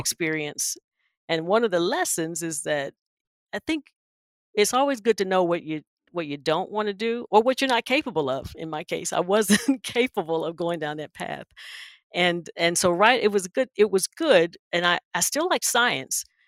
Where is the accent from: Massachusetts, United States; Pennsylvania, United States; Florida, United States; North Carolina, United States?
North Carolina, United States; Wilson; I'm from Wilson